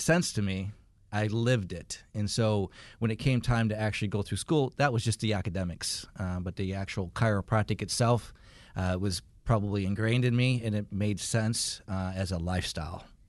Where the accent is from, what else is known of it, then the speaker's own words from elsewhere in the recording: Michigan, United States; now in Marietta, United States; I grew up in Michigan